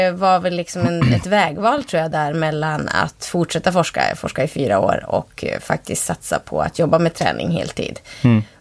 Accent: Kalix, Norrbotten County, Sweden; moved away as an adult; now in Umeå, Sweden; Jag är uppvuxen i Kalix, mm. Norrbotten. Eh, och flyttade till Umeå när jag var 19.

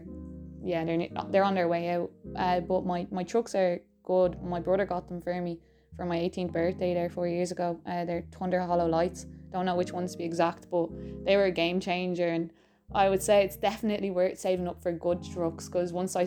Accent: Swords, Leinster, Ireland; I'm from Swords in North County Dublin.

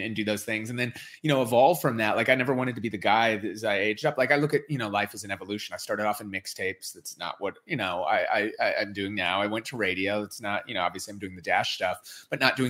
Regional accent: Minneapolis, Minnesota, United States; I grew up in Minneapolis

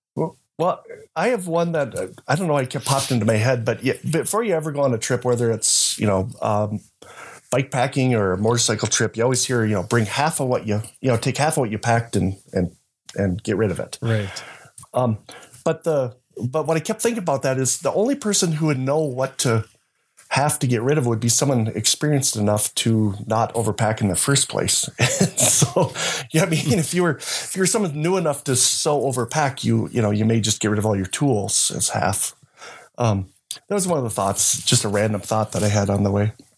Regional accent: United States; we grew up in the Fargo Moorhead area, which is south of Winnipeg

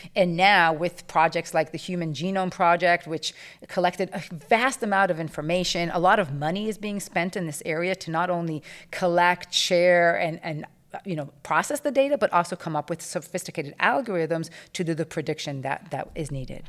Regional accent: Israel; moved away; I grew up in Israel

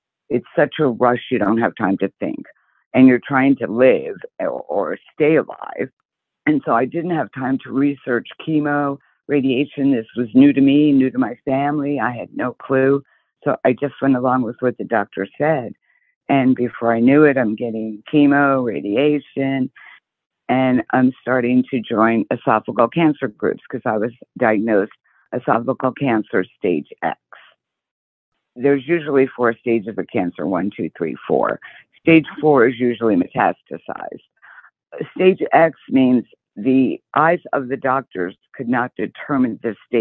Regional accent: New Jersey, United States; also born or lived in South Haven, Michigan; now in Arizona, United States; I'm originally from New Jersey, but I reside in Arizona. And I moved here from Michigan, actually, South Haven, Michigan

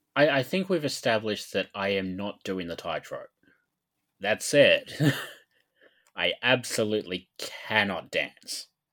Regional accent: Australia; being Australian

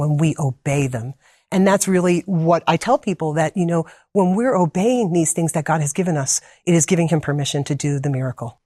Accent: New Jersey, United States; moved away as an adult; now in Wildwood, Georgia, United States; originally, I'm from New Jersey, born and raised there

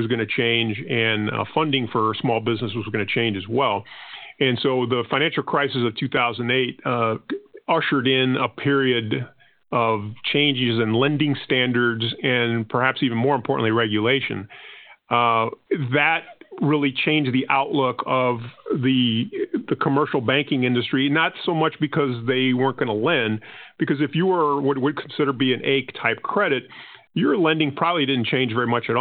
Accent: Panama; first language Spanish; English is a second language; now in United States; I'm not originally from the United States. My country of birth was actually Panama, and that would mean that my first language was actually Spanish.

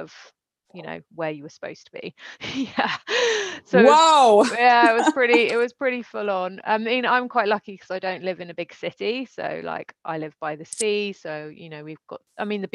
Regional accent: United Kingdom; also born or lived in London; now in France; I'm British

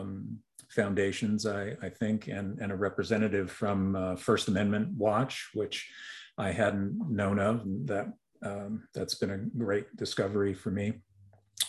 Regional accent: Montreal, Quebec, Canada; moved away; I grew up in Montreal

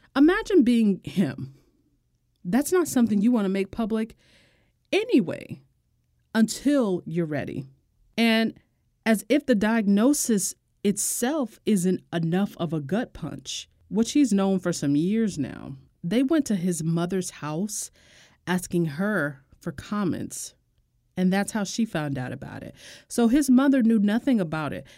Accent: United States; I'm American

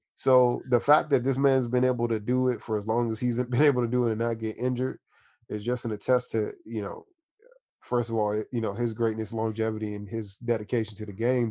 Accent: Washington, District of Columbia, United States; now in San Diego, United States; I'm from Washington D.C. originally. I uh, moved to San Diego, California in about 2000.

